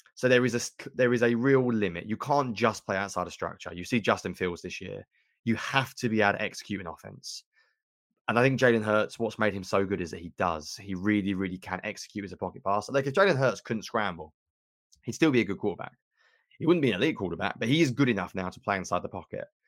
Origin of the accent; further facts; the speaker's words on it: England, United Kingdom; accent: British; I'm an Englishman